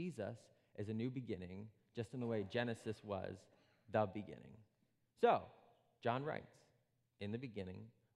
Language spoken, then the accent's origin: English; Princeton, New Jersey, United States; I was born in Princeton, New Jersey, which is a little island in a great sea of New Jersey